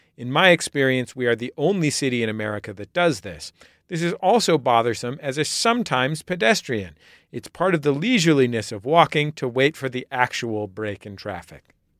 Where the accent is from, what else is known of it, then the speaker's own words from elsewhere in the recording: San Francisco, California, United States; I grew up in San Francisco as a pedestrian